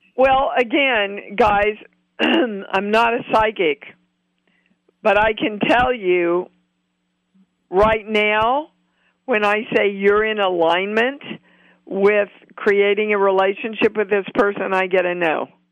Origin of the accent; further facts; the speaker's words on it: Kansas City, United States; I'm from Kansas City